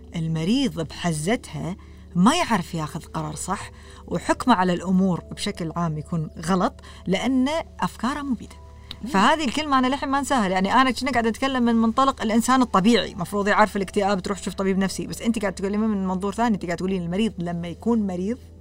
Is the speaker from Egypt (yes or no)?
no; Kuwait; also born or lived in Canada; احنا ككويتيين